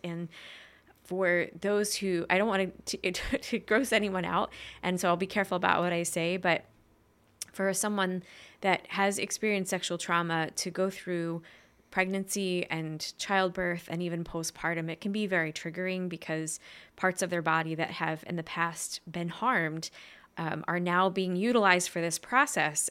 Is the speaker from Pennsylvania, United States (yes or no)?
yes; Main Line area near Philadelphia, Pennsylvania, United States; I was born in Pennsylvania, kind of like in the, um, mainline area towards Philadelphia